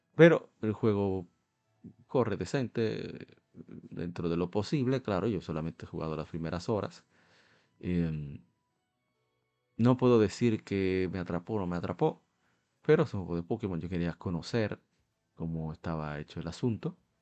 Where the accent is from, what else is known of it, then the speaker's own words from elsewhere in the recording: Dominican Republic; Nosotros somos de República Dominicana